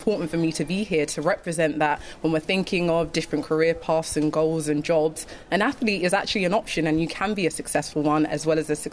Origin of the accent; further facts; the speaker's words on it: United Kingdom; I'm a British sprinter